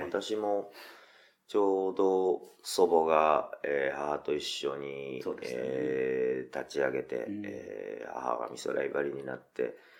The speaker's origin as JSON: {"language": "Japanese", "region": "Tokyo", "country": "Japan", "tie": "born or raised there", "said": "中目黒は本当、もう僕、ここしか故郷がないんですよ"}